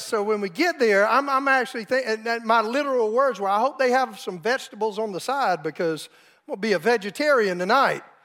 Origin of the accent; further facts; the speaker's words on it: South Carolina, United States; moved away as an adult; now in Oklahoma, United States; my wife and I grew up in South Carolina